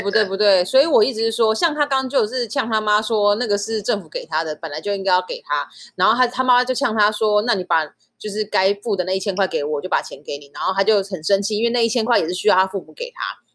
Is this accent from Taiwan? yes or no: yes; Taiwan; 我就是在台湾出生